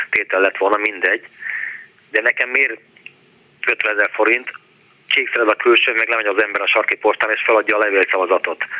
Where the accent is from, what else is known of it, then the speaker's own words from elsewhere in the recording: Budapest, Hungary; moved away as an adult; also born or lived in England; én már itt születtem Pesten, tehát én már Estepesti vagyok